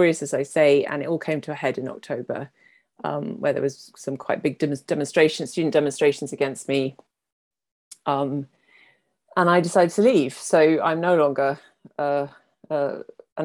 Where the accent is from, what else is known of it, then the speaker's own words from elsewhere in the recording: United Kingdom; I'm British.